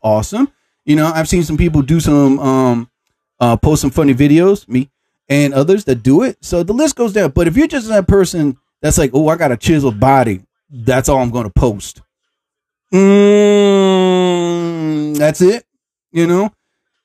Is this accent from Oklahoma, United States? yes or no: no; New Jersey, United States; I'm from New Jersey